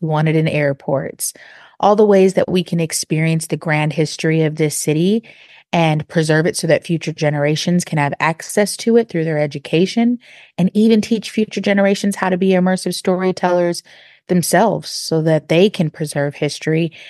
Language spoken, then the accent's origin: English; Seattle, Washington, United States; also born or lived in Texas; now in Atlanta, United States; I'm not from Atlanta originally. I'm from a part of Seattle, Washington, and in the Central District where I was raised